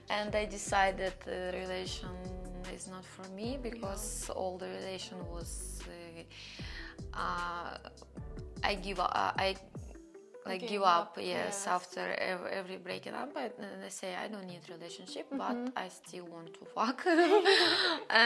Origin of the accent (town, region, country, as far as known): Russia; born or raised there